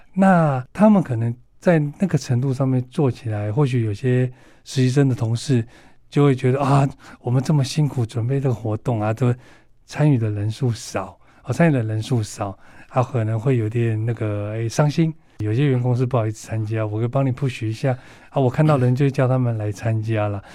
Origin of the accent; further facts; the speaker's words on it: northern Taiwan, Taiwan; 我是北部人，所以我比较会在北部参与